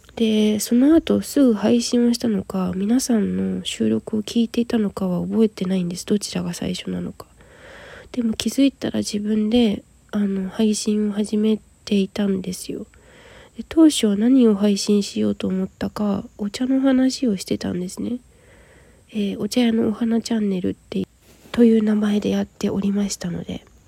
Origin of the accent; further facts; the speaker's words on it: Yokohama, Kanagawa, Japan; moved away as an adult; also born or lived in Aso, Kumamoto; 現在私は地元神奈川県横浜市を離れて熊本九州は熊本の阿蘇市に出稼ぎに来ている